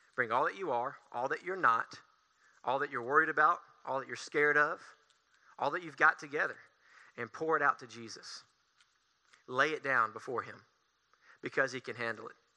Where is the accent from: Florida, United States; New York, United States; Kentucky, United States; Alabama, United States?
Alabama, United States; Tanner Williams; I am from Tanner Williams, Alabama